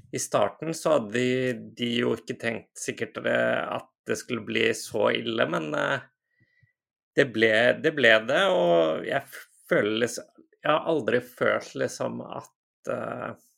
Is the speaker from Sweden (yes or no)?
no; Iceland; moved away as an adult; also born or lived in United Kingdom; now in Lørenskog, Norway; Jeg er fra Island eh, opprinnelig.